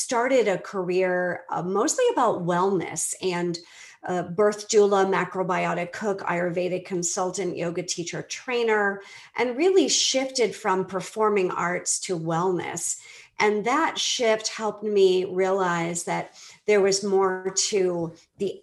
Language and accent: English; Boston, Massachusetts, United States; moved away as an adult; also born or lived in Belize; now in Atlanta area, Georgia, United States; I'm originally from Boston